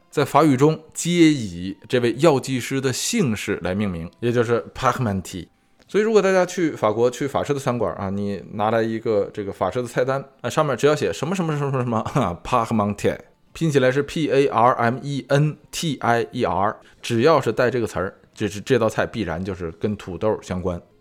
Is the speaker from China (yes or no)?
yes; China; 作为中国人来说啊，有一种怎么说呢，啊，这个别样的感觉